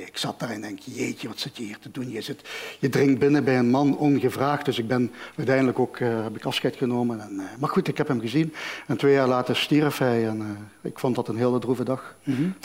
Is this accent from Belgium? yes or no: yes; Genk, Flanders, Belgium; now in Malaga, Spain; ik ben opgegroeid in Genk, tussen verschillende culturen